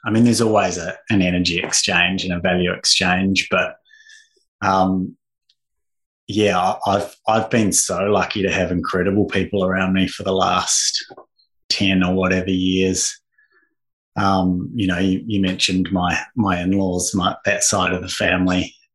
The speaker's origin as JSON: {"language": "English", "town": "Invercargill", "region": "Southland", "country": "New Zealand", "tie": "born or raised there", "moved": "yes", "lives_now": "Australia", "said": "I'm just a Kiwi boy who was actually born in Australia, but only spent a few years here while my parents were here on an extended working stay, but grew up in the far south of NZ in a wonderful little place called Invercargill"}